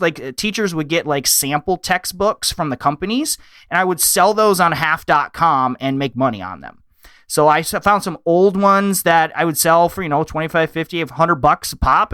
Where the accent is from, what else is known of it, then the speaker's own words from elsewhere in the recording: Michigan, United States; I live in the Midwest. I'm from Michigan.